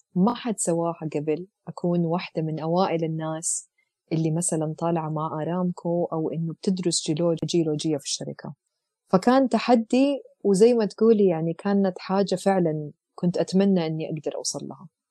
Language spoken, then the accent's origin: Arabic; Jeddah, Makkah Province, Saudi Arabia; moved away as an adult; also born or lived in Eastern Province, Saudi Arabia / Leeds, United Kingdom; وأنا أصلا من جدة